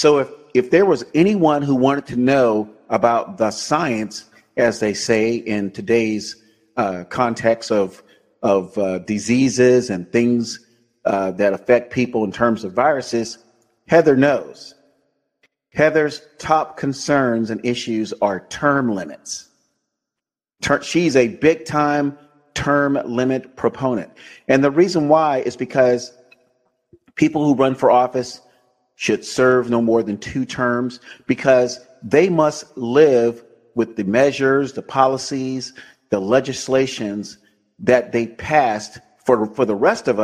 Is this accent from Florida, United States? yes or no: yes; Tampa, Florida, United States; also born or lived in San Francisco Bay Area, California; now in Sacramento, United States; I was born and raised in Tampa, Florida, born at Tampa General Hospital on Davis Island, grew up near Bush Boulevard and Nebraska Avenue